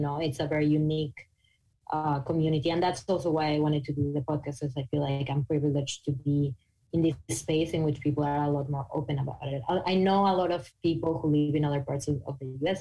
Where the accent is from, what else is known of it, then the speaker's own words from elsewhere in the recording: Mexico; English is a second language; moved away; I'm from Mexico